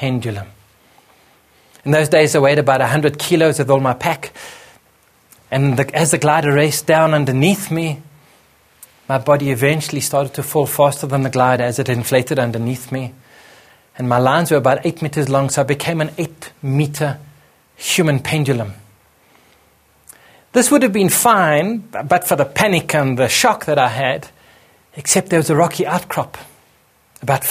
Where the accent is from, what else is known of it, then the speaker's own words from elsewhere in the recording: Johannesburg, Gauteng, South Africa; came home back to my home country in Johannesburg